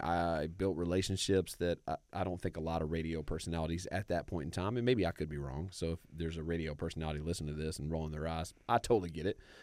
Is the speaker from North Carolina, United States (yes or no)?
yes; Raleigh, North Carolina, United States; I grew up in Raleigh, North Carolina